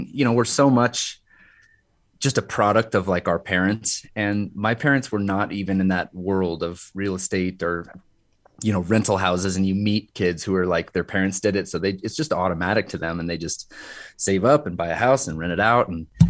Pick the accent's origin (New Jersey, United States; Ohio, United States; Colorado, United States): Colorado, United States; Carbondale; I grew up in Carbondale over on the Western Slope, which is sort of kind of in between Glenwood Springs and Aspen.